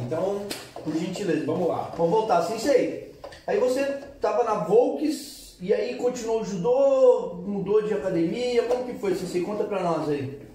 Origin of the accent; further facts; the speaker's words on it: Juquiá, São Paulo, Brazil; now in ABC Paulista, Brazil; Eu sou do interior, sou de Juquiá